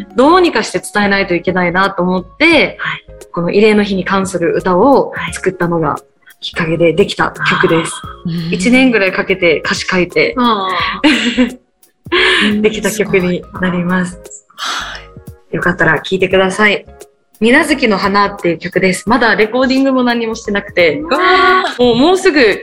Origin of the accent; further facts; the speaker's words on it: Itoman, Okinawa, Japan; 沖縄の糸満市、え私が出身の糸満市っていうところ